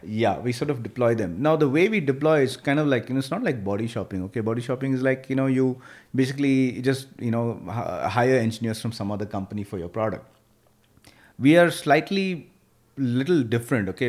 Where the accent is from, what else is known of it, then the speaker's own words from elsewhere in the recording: Bangalore, Karnataka, India; I came from Bangalore military school